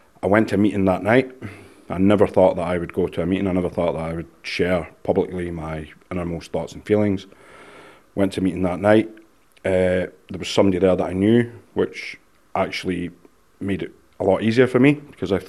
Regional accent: Scotland, United Kingdom; I'm Scottish

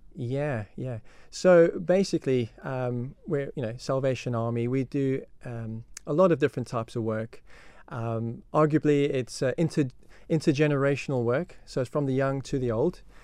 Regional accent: South Africa; moved away as an adult; now in Isle of Man; I come from South Africa, and, um, yeah, so that's where I grew up, that's where I was brought up

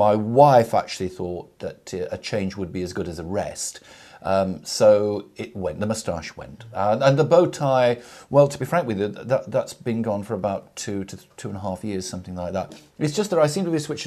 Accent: Nelson, North West England, United Kingdom; Nelson in Lancashire

